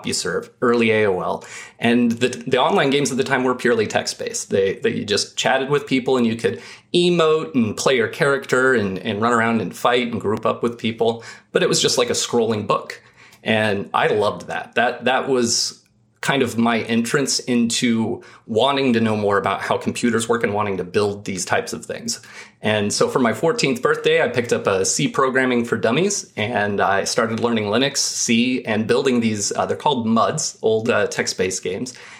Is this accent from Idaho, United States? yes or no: yes; Idaho, United States; I grew up in Idaho.